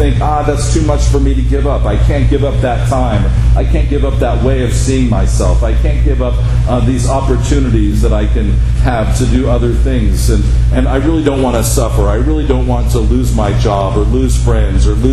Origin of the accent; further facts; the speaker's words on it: Henderson, Nevada, United States; growing up in Henderson, right? Because I grew up on the side of Black Mountain